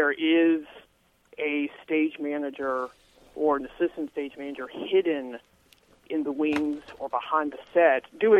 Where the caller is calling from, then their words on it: Roanoke, Virginia, United States; Roanoke, Virginia.